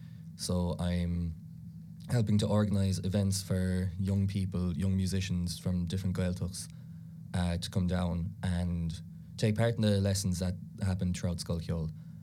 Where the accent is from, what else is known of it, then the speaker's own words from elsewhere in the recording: Ireland; first language Irish; English is a second language; Irish is a huge part of my life, I suppose. You know, it was my first language. Grew up with it the whole time, you know, went to all Irish schools, did Irish in college for 3 years.